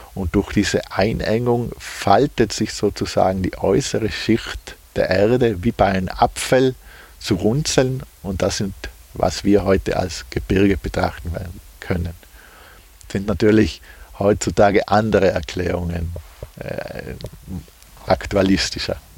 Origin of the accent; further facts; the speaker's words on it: Puster Valley, South Tyrol, Trentino-Alto Adige, Italy; ich bin äh, gebürtiger Pustertal, also Südtiroler. Und da sind wir schon eigentlich von der Natur aus mit Bergen umgeben.